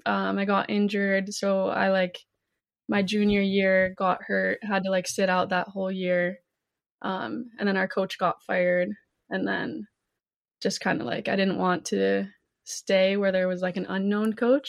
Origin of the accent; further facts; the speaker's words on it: Michigan, United States; moved away as an adult; now in Connecticut, United States; I'm from Michigan.